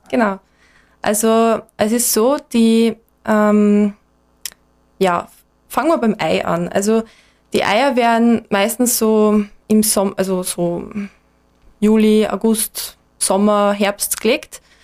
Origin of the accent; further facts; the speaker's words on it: Enns, Upper Austria, Austria; moved away as an adult; now in Graz, Austria; bin ursprünglich aus Enns in Oberösterreich.